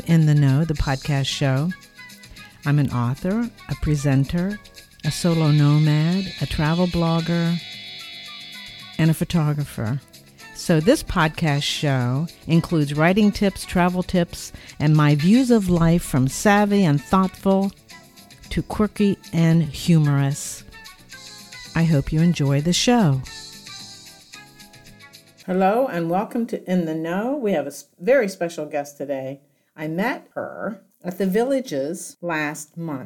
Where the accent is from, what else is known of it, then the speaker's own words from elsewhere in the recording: Hamilton, Ohio, United States; I grew up in Hamilton, Ohio.